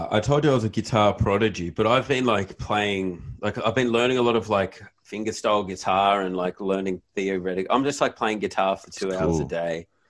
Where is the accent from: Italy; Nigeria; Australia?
Australia; Nowra, New South Wales; I never really mentioned I'm from Nowra, but now it's gotten out.